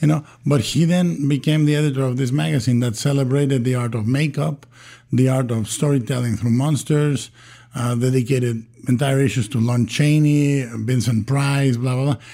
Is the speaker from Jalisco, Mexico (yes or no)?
yes; Guadalajara, Jalisco, Mexico; English is a second language; moved away; I was born and raised in Guadalajara, Mexico